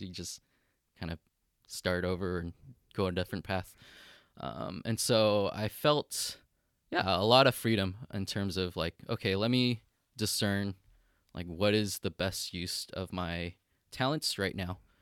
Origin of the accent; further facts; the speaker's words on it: United States; moved away as an adult; now in Kyoto, Japan; I'm Chinese American, not even Japanese